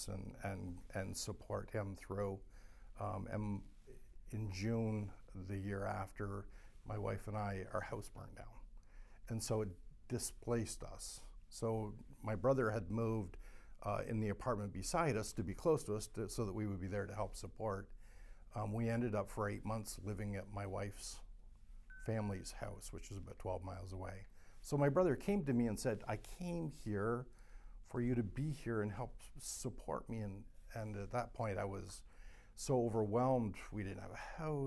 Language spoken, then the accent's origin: English; Canada; I'm Canadian. I drive back and forth every day.